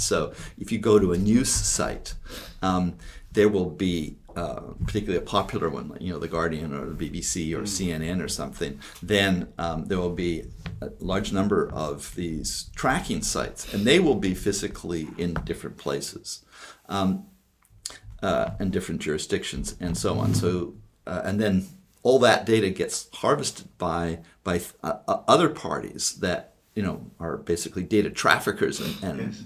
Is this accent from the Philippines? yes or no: no; Canada; also born or lived in Toronto; I'm from Canada